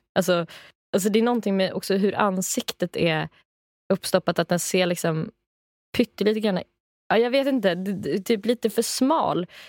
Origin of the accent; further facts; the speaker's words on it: Rättvik, Dalarna County, Sweden; från min hemstad, eller hemby, Rättvik